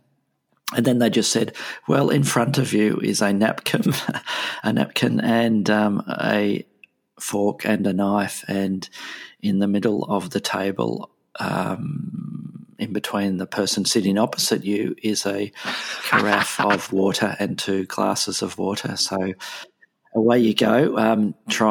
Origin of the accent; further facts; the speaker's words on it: Melbourne, Victoria, Australia; here in my hometown in Melbourne